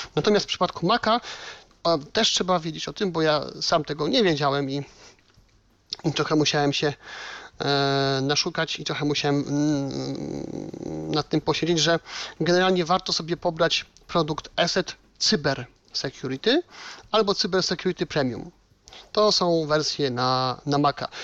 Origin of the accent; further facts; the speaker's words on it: Silesian Voivodeship, Poland; u nas na Śląsku